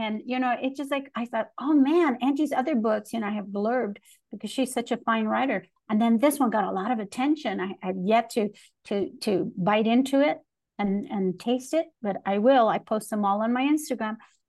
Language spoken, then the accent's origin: English; Chicago, Illinois, United States; now in Texas, United States; I think that's one of the things that I learned growing up in Chicago, Tony. You know, we had to collaborate to have power. The brown community with the black community. And when I moved to Texas, there weren't those brown-black coalitions.